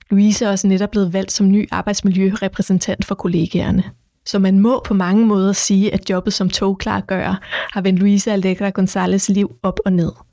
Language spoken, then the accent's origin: Danish; Copenhagen, Capital Region of Denmark, Denmark; så var der også en, der havde spurgt, om jeg var fra Nørrebro. Han kunne høre det med det samme på mig, at jeg var fra Nørrebro.